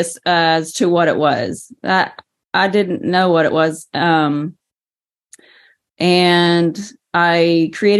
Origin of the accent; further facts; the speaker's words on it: east of Dallas, Texas, United States; also born or lived in Oklahoma City, Oklahoma; I was raised east of Dallas, basically from, you know, before I was even one years old. I mean, I was just born in Oklahoma. I wasn't actually raised there.